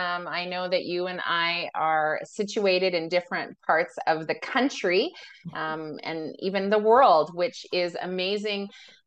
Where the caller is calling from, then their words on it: Alberta, Canada; I come to you from Treaty 6 territory, which is in Alberta, Canada.